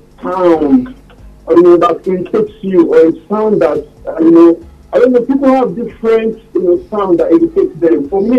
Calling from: Los Angeles, California, United States; calling from LA.

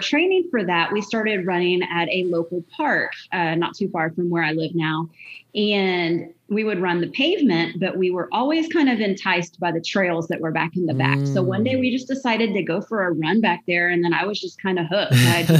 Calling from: Magnolia, Texas, United States; I'm in Magnolia, Texas. I'm about 30 miles north of downtown Houston.

